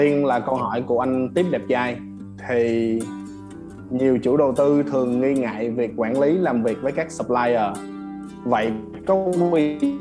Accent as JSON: {"language": "Vietnamese", "country": "Vietnam", "said": "mình là người Việt Nam mình là người châu Á nè"}